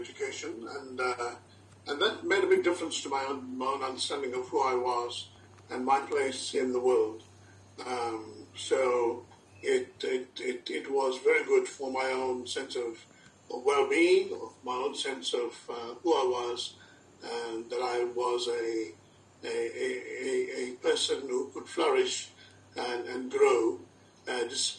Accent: South Africa; I was born in South Africa, but I completed my high school education and my higher education

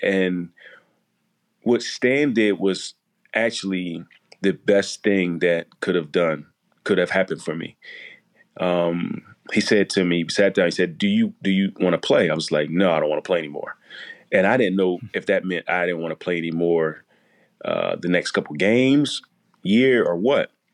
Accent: Chester, Pennsylvania, United States; growing up in Chester

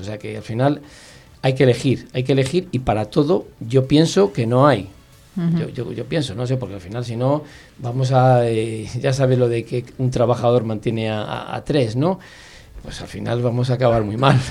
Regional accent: Palencia, Castile and León, Spain

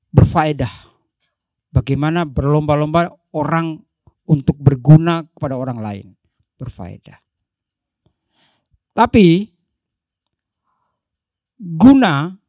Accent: Donggala, Central Sulawesi, Indonesia; Saya bukan orang Jawa, saya dari Donggala, maka saya harus melihat kamus

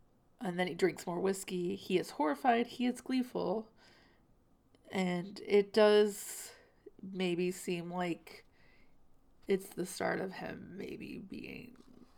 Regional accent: the South, United States; I just, growing up in the South, it's not the first time I've heard something like that.

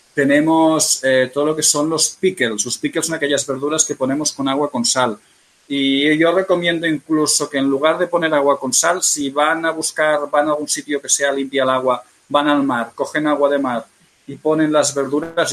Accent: Catalonia, Spain; Yo soy catalán

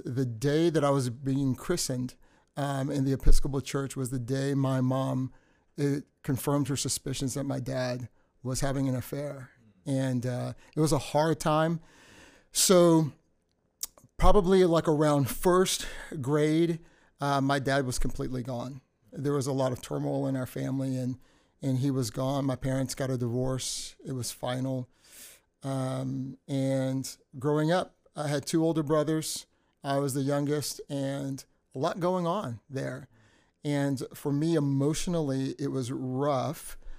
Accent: Texas City, Texas, United States; So my family migrated, but I was born in Texas City, Texas. So I'm 100% American. Really, I should say 100% Texan.

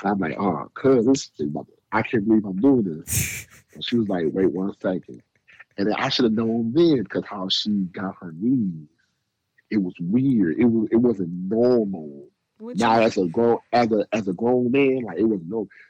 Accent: Michigan, United States; I'm from Michigan

